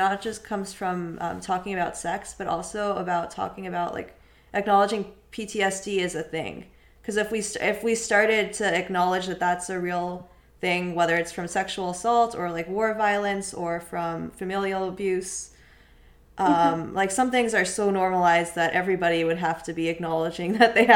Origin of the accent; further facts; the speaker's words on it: Raleigh, North Carolina, United States; I grew up in North Carolina around Raleigh